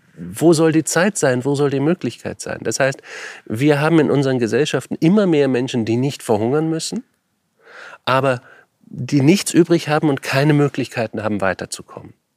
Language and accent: German; Germany; Meine Kindheit in Deutschland